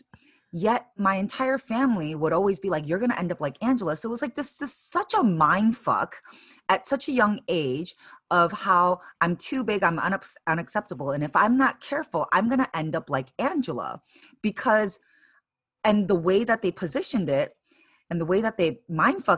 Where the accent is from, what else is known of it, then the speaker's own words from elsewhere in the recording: Chicago, Illinois, United States; moved away as an adult; now in San Francisco, United States; So I'm Korean American, originally born and raised in Chicago